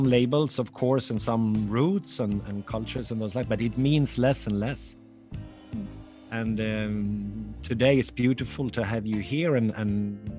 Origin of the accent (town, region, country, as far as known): Sweden; moved away as an adult